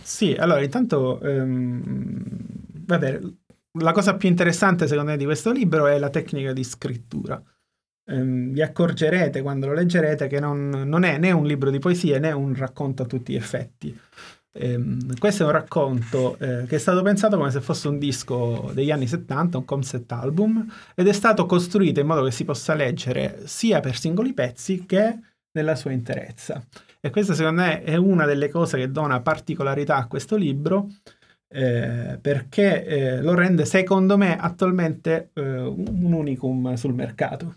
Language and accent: Italian; Sicily, Italy; Sono siciliano, quindi giustamente noi tendiamo a parlare poco e piano